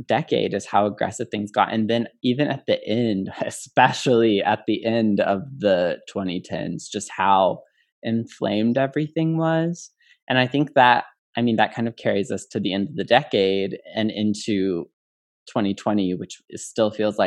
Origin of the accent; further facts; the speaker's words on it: Illinois, United States; I grew up in Illinois where it was already legal